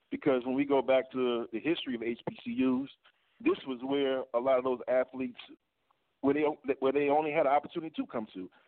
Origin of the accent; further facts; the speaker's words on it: Connecticut, United States; All right. Well, I'm from Connecticut, man.